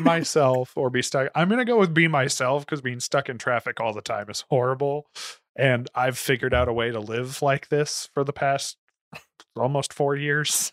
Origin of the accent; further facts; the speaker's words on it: Florida, United States; now in Indiana, United States; I'm from Florida